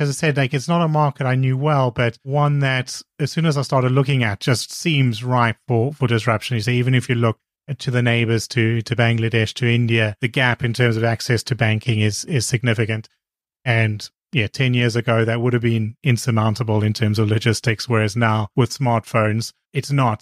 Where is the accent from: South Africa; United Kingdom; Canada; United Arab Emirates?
South Africa; I'm from South Africa